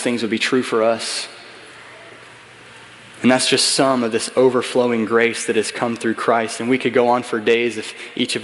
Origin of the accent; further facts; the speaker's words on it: United States; I'm an American